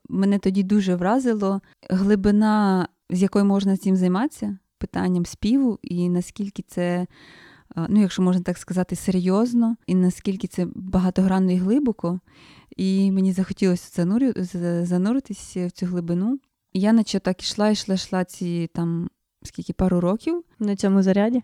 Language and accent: Ukrainian; Chernihiv Oblast, Ukraine; я з Чернігівської, е, з Чернігівської області